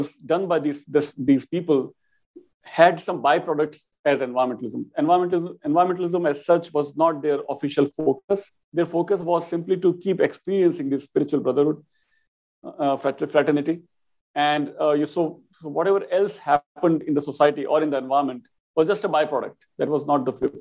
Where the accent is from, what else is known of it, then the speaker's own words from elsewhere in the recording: Rajasthan, India; Rajasthan, my home state, by the way, and not too far from where I was born